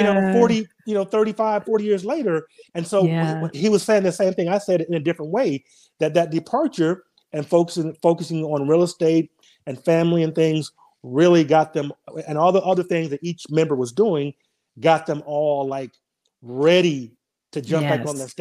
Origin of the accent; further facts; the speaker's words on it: Denver, Colorado, United States; moved away as an adult; now in Nashville, United States; I grew up in Denver